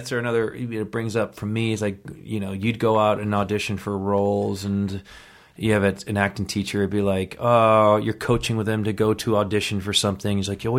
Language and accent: English; East Coast, United States; You know, like growing up in the East Coast, the winters, how tough it is, carrying your backpack full of books, you know, all boys school.